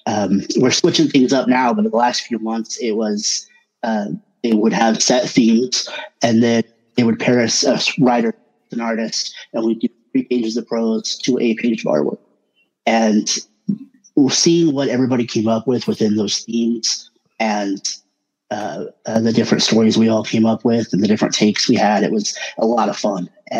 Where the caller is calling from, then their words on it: Oklahoma, United States; Oklahoma, Bonita.